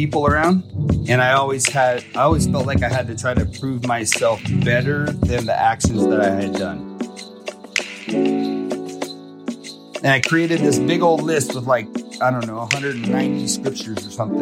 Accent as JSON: {"language": "English", "town": "Fort Lauderdale", "region": "Florida", "country": "United States", "tie": "born or raised there", "said": "I grew up in Fort Lauderdale, and my parents were big into drugs and stuff"}